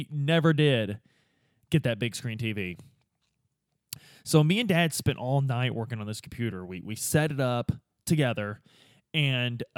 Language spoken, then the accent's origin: English; Midwest, United States; Growing up in the Midwest with these old school boomer dads